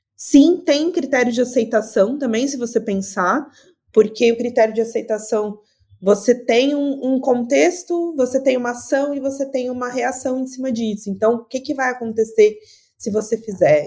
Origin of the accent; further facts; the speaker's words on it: Blumenau, Santa Catarina, Brazil; now in Porto Alegre, Brazil; sou de Blumenau, Santa Catarina, mas estou em Porto Alegre